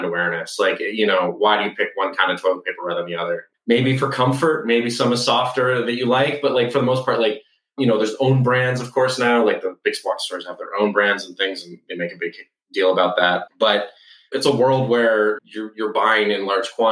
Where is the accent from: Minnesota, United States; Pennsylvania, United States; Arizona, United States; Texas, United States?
Texas, United States; Southeast; moved away; I grew up in Southeast Texas in a town 2 hours from anything good